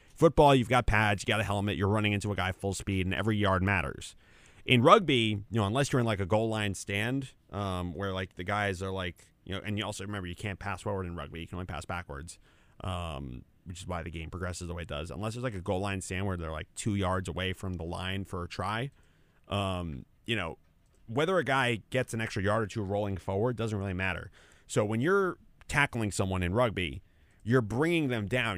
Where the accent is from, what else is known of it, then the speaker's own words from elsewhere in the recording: Fairfield, New Jersey, United States; my hometown in Fairfield